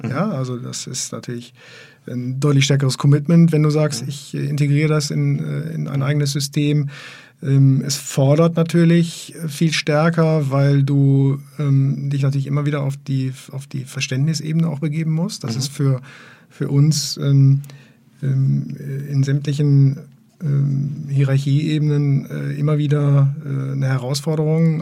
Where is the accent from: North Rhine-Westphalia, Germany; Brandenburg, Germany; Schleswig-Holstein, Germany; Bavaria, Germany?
North Rhine-Westphalia, Germany; Essen; now in Bielefeld, Germany; ich bin ja tatsächlich auch kein gebürtiger Bielefelder, sondern ich komme ja aus Essen. Ich bin ja aus dem Ruhrpott